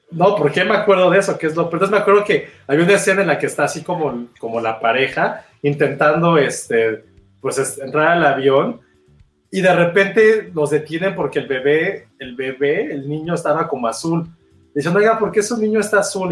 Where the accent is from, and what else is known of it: Mexico